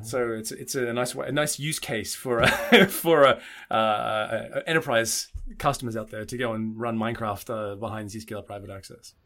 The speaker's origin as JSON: {"language": "English", "country": "Australia", "moved": "yes", "lives_now": "Germany", "said": "I'm Australian"}